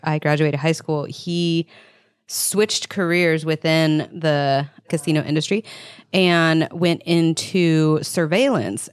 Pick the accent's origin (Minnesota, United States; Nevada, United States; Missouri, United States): Nevada, United States; I grew up in Nevada